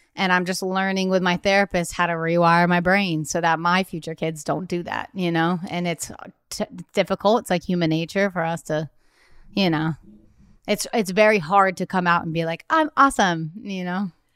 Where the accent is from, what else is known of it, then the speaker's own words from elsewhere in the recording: Nantucket, Massachusetts, United States; also born or lived in Cape Cod; I'm from, um, Cape Cod, but I was born and raised on Nantucket, but I went to high school in Cape Cod